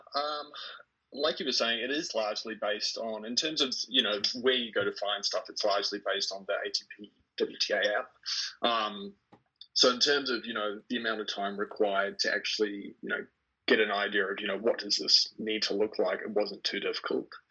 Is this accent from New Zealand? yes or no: yes; New Zealand; I was born in New Zealand, and so currently am in New Zealand